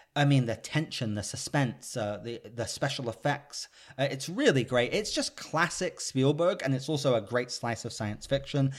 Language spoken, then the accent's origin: English; United Kingdom; I'm British